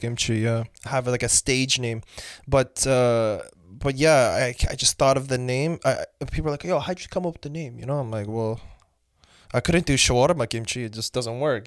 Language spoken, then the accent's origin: English; London, Ontario, Canada; also born or lived in Mauritania; I'm Canadian nationally